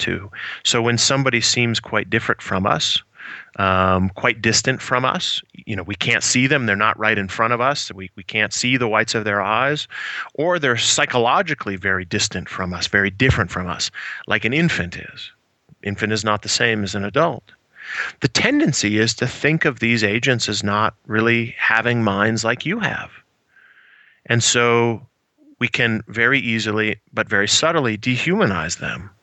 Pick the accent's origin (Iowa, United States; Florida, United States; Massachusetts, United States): Iowa, United States; I grew up in the Midwest, about 3 hours to the west of Chicago in Iowa.